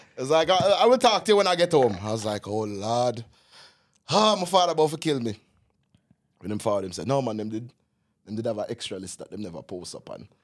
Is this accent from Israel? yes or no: no; Jamaica; moved away; As a Jamaican